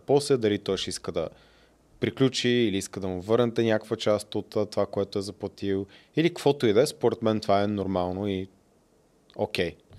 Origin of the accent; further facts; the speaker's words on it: Bulgaria; съм от България